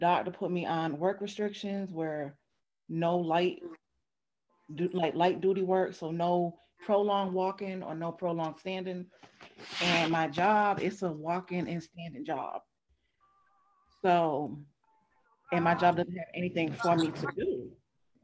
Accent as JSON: {"language": "English", "region": "Rhode Island", "country": "United States", "moved": "yes", "lives_now": "Atlanta, United States", "said": "I'm from Rhode Island, but I live in Georgia now"}